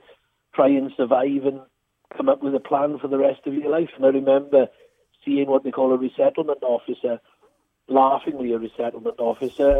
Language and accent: English; Nelson, Wales, United Kingdom; accent: Welsh; I'm from a small village called Nelson in South Wales. It's near Merthyr Tydfil